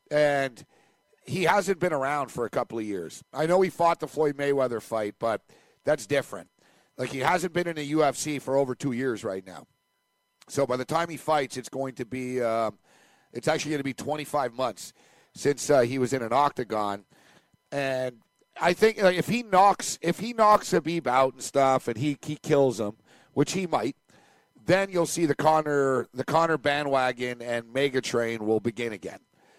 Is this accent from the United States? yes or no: no; Aberdeen, Scotland, United Kingdom; I'm from Aberdeen.